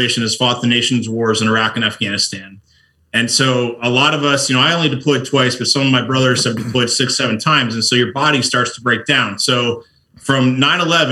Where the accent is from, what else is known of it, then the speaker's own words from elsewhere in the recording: United States; I grew up right outside New York City